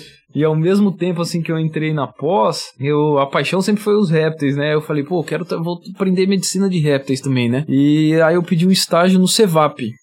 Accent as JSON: {"language": "Portuguese", "town": "Lins", "region": "São Paulo", "country": "Brazil", "tie": "born or raised there", "said": "sou do interiorzão"}